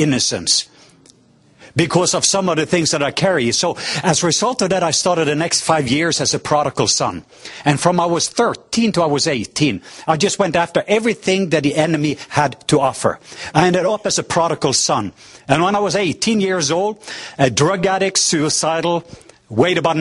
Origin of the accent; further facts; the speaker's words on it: southwest coast of Norway, Norway; I am from the southwest coast of Norway